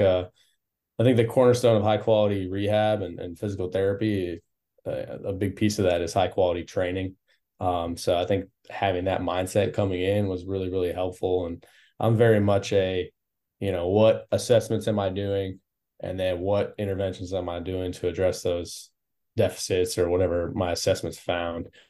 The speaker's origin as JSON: {"language": "English", "region": "Wisconsin", "country": "United States", "also_born_or_lived": "Houston, United States", "moved": "as an adult", "lives_now": "Phoenix, United States", "said": "originally I'm from Wisconsin."}